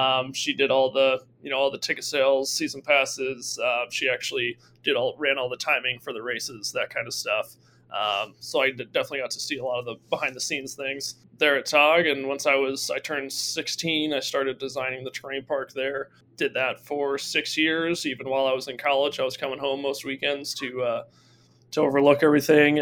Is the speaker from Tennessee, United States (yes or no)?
no; Fabius, New York, United States; I grew up in Fabius, New York, just 5 minutes away from Toggenburg.